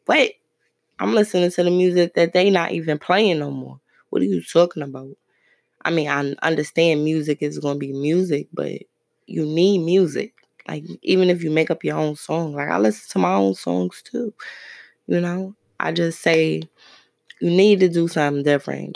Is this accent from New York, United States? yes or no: yes; Brooklyn, New York, United States; moved away; I'm from Brooklyn